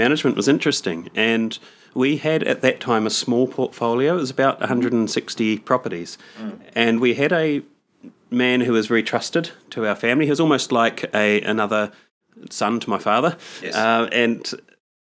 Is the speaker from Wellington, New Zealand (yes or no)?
no; Palmerston North, Manawatū-Whanganui, New Zealand; I'm from Palmerston North in New Zealand.